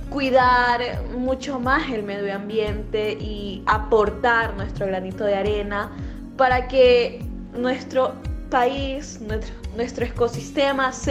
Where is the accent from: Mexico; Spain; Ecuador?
Ecuador; nosotros como ecuatorianos también tenemos que preservar nuestra naturaleza